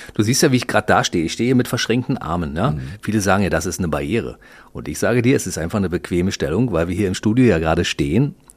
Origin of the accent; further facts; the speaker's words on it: Berlin, Germany; Wir sind beide Berliner, ne? Du bist im Westen aufgewachsen, ich im Ostteil.